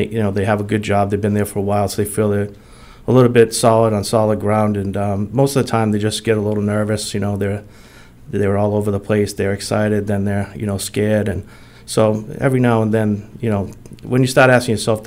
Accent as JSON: {"language": "English", "town": "Attleboro", "region": "Massachusetts", "country": "United States", "tie": "born or raised there", "said": "I was born and raised here in Attleboro. I've been a lifelong resident for many years"}